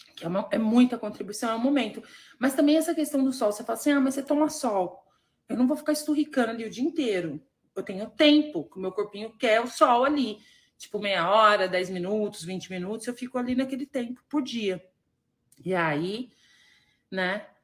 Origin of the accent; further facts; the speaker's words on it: Varginha, Minas Gerais, Brazil; lá de Varginha, gente, é lá da minha cidade